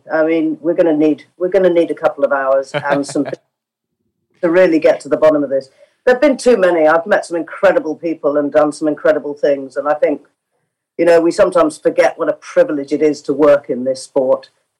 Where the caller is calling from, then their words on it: London, United Kingdom; I'm in my home office in London.